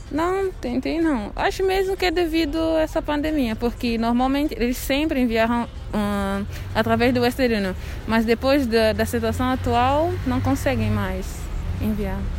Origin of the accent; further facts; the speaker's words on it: São Tomé & Príncipe; moved away as an adult; now in Brazil; Eu sou de São Tomé e Príncipe, país ah, continente africano